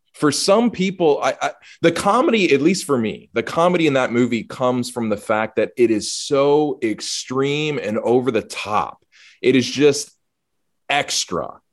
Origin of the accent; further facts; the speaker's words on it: the South, United States; growing up in the South and living in the South